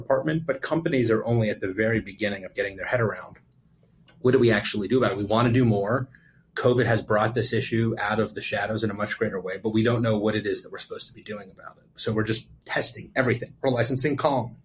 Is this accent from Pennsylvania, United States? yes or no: yes; Pittsburgh, Pennsylvania, United States; I was born and raised in Pittsburgh. So I'm going to go back to my Pittsburgh roots